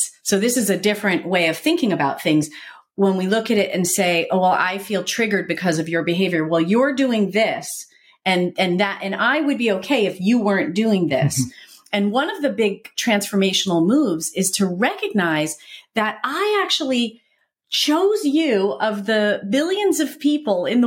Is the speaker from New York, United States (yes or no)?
no; New Jersey, United States; I'm an Italian from New Jersey